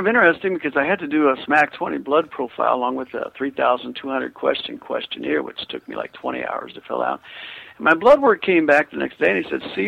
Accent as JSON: {"language": "English", "region": "Kansas", "country": "United States"}